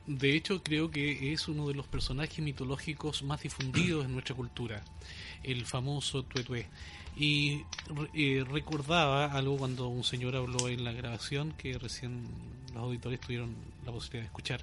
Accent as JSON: {"language": "Spanish", "region": "Ñuble", "country": "Chile", "said": "nuestra idiosincrasia como chilenos y como, en este caso, habitantes de la, de la provincia de Ñuble"}